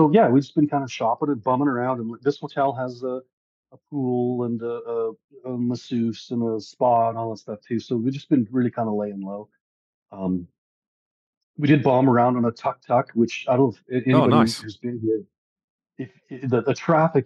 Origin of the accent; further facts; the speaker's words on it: Canada; I'm a Canadian.